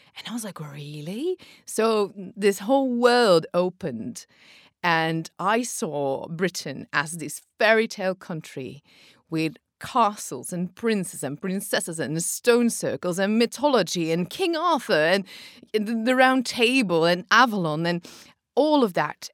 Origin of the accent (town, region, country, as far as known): Belgium